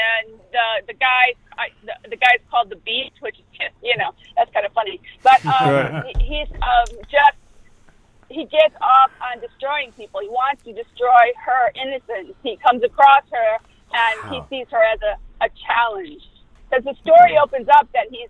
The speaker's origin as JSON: {"language": "English", "town": "Detroit", "region": "Michigan", "country": "United States", "tie": "born or raised there", "moved": "as an adult", "said": "I grew up in Detroit. We were, like, really poor."}